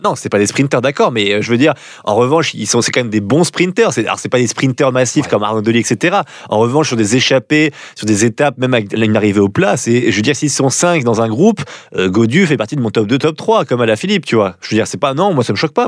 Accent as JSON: {"language": "French", "country": "France", "said": "en tant que Français"}